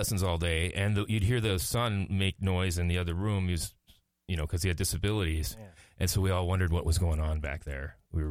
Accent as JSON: {"language": "English", "town": "Inver Grove Heights", "region": "Minnesota", "country": "United States", "tie": "born or raised there", "said": "I grew up in Invergrove Heights."}